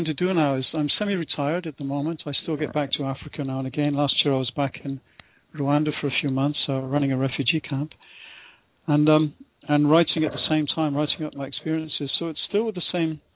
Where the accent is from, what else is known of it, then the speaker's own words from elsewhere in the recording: United Kingdom; I first started out as a British volunteer in Ecuador in the late 60s